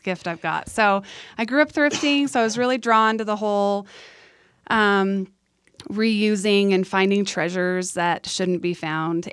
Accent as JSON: {"language": "English", "town": "San Diego", "region": "California", "country": "United States", "tie": "born or raised there", "also_born_or_lived": "Idaho", "moved": "as an adult", "lives_now": "Utah, United States", "said": "I grew up in San Diego"}